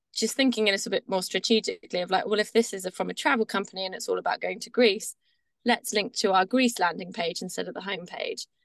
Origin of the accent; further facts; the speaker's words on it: Devon, South West England, United Kingdom; moved away as an adult; now in Brighton, United Kingdom; I grew up in Devon, small town girl, moved to the big city lights of Brighton